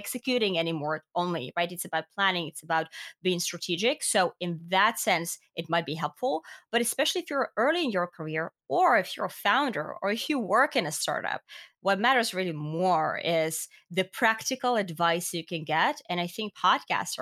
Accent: Finland; I'm from Finland, right? Education is free in Finland.

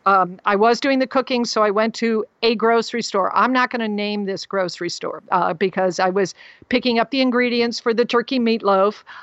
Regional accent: Texas, United States; I told him I was from Texas

